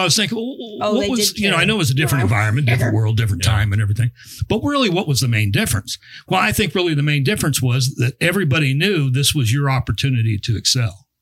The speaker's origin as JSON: {"language": "English", "town": "San Diego", "region": "California", "country": "United States", "moved": "as an adult", "lives_now": "Kansas, United States", "said": "When I first came to Kansas, I'm from San Diego"}